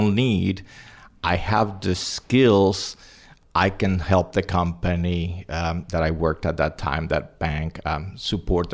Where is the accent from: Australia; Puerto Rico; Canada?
Puerto Rico; also born or lived in Cuba / Spain; I was born in Cuba, grew up in Spain and Puerto Rico, graduated from the University of Puerto Rico